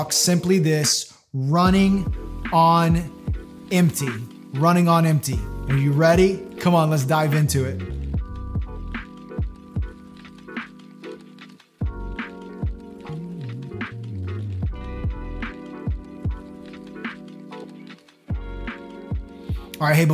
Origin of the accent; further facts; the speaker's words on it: Florida, United States; growing up in Florida